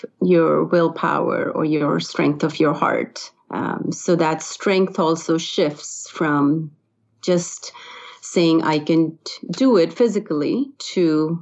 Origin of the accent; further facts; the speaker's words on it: India; moved away as an adult; now in United States; I grew up in India, and I was exposed to yoga early on in school